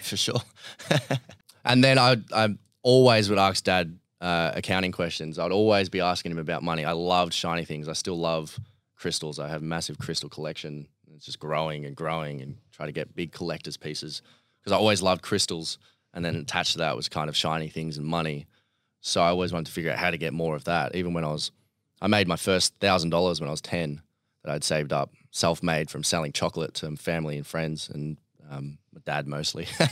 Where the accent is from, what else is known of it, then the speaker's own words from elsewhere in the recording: Melbourne, Victoria, Australia; also born or lived in Bairnsdale, Victoria; was born in Bairnsdale in three hours, uh, east of Melbourne